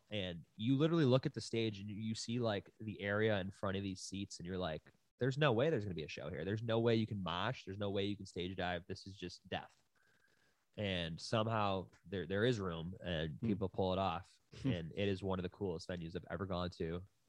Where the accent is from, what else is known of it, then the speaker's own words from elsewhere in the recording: Buffalo, New York, United States; now in Los Angeles, United States; we're both from Buffalo, and then we both lived in Burbank.